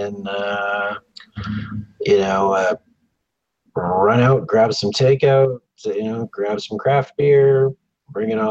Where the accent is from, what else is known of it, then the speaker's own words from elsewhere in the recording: Canada; also born or lived in Victoria, British Columbia; I'm Canadian.